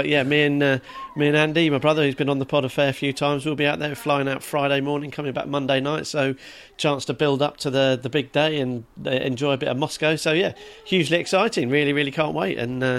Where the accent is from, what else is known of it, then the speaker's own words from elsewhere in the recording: England, United Kingdom; just being English was an embarrassment, really.